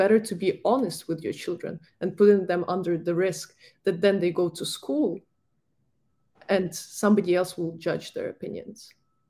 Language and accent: English; Ukraine; moved away; my home country, Ukraine